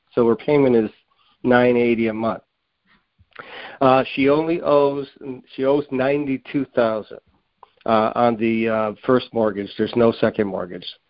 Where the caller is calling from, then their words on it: Springfield, Massachusetts, United States; I'm calling from the Springfield, Massachusetts area